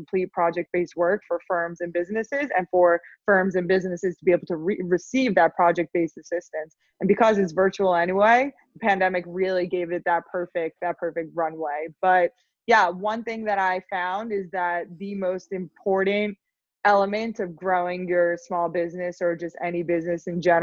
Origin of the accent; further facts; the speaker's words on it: Long Island, New York, United States; also born or lived in Los Angeles, United States; I grew up on Long Island